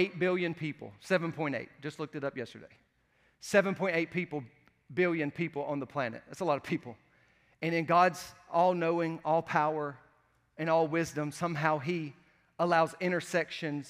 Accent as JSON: {"language": "English", "region": "the South", "country": "United States", "said": "I'm from the South"}